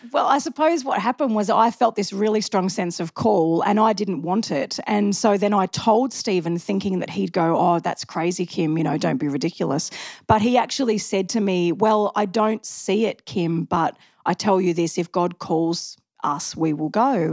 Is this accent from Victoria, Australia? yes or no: yes; Macleod, Victoria, Australia; also born or lived in Mooroolbark; I was from McLeod.